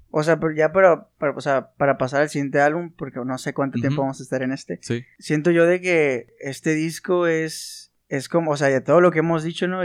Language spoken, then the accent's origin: Spanish; Sinaloa, Mexico; nosotros somos sinaloenses y aquí en Sinaloa